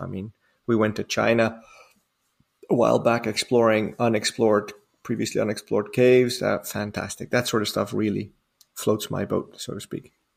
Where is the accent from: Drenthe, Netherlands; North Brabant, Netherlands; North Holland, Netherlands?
North Holland, Netherlands; Amsterdam; moved away; I'm from Holland originally. I'm born and raised in Amsterdam.